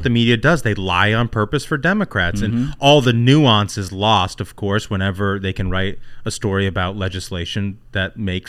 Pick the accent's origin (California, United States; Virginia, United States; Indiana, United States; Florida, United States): Indiana, United States; Indianapolis; My hometown.